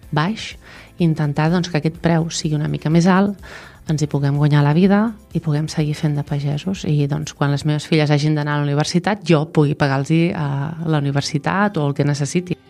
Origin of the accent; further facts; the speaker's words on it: Vilallonga del Camp, Catalonia, Spain; tinc 45 anys, de Vilallonga del Camp i sóc pagesa de l'Avellana.